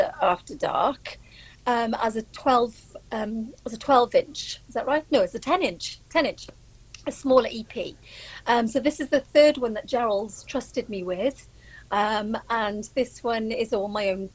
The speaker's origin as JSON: {"language": "English", "region": "Wales", "country": "United Kingdom", "said": "I'm Welsh"}